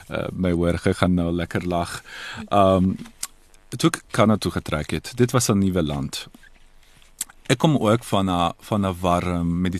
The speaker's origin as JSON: {"language": "Afrikaans", "country": "Italy", "tie": "born or raised there", "also_born_or_lived": "Croatia", "first_language": "Croatian", "second_language": "Afrikaans", "moved": "yes", "lives_now": "Toronto, Canada", "said": "ek ek ek is daar gebore. So my moedertaal is um Kroasies, maar ongelukkig het ons in die vroeë 90's jare um burgerskap uh, burgeroorlog gehad en ek en my familie on, ons moes die land verlaat"}